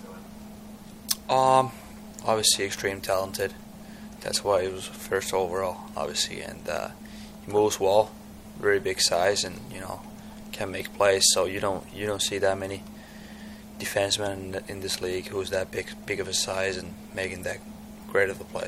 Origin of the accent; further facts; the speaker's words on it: Tampere, Pirkanmaa, Finland; English is a second language; moved away as an adult; my hometown Tampere